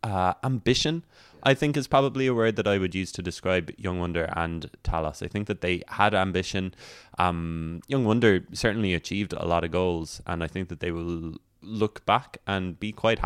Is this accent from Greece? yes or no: no; Rosscarbery, Munster, Ireland; when I was growing up in Ross Carberry